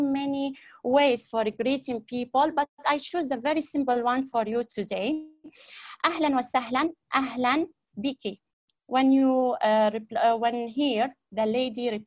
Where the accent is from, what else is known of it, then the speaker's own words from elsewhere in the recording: Aleppo, Aleppo Governorate, Syria; Ana min Surya. Ana min Surya